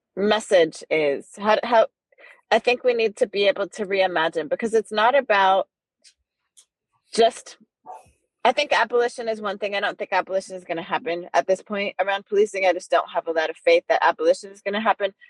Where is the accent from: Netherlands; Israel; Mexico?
Netherlands; now in United States; I grew up in the Netherlands during apartheid